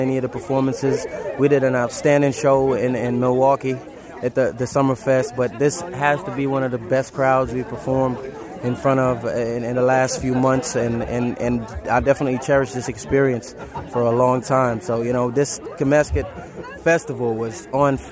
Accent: Jamaica; I grew up in Jamaica

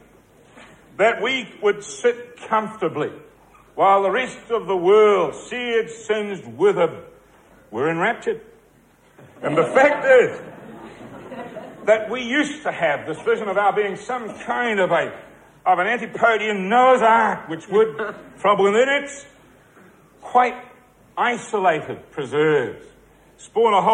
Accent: New Zealand

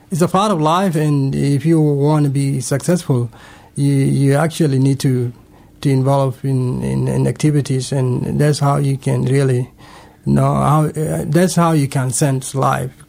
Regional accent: Sudan; now in Canberra, Australia; And actually, I came from Sudan. Uh, that was 2004.

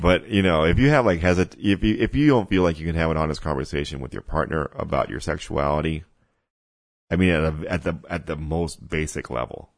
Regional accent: Mexico; I grew up in, I grew up in Mexico

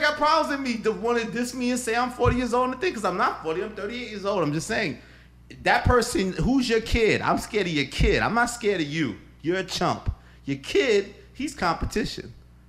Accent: New York, United States; January 14, 1971. I was born at fucking Elmhurst Hospital in Queens. I was born about 3:30 in the fucking morning.

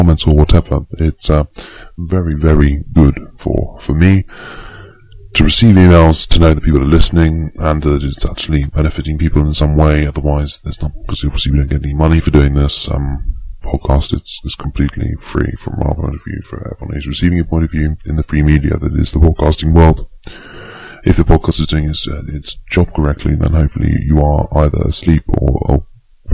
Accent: United Kingdom

